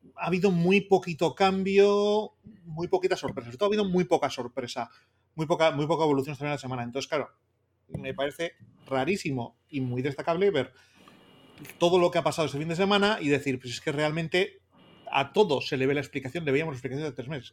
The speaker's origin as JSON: {"language": "Spanish", "town": "Bilbao", "region": "Basque Country", "country": "Spain", "said": "que soy de Bilbao, que soy del Atlético"}